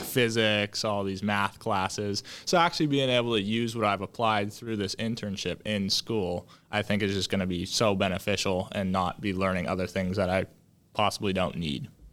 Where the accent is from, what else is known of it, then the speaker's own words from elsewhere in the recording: Woodinville, Washington, United States; I grew up in Woodenville. I still live there currently